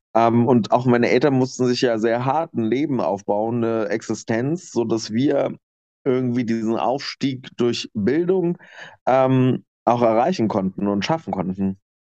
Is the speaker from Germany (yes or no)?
yes; Lower Lusatia, Brandenburg, Germany; moved away as an adult; also born or lived in Nuremberg; now in Leipzig, Germany; ich komme aus der Niederlausitz in Brandenburg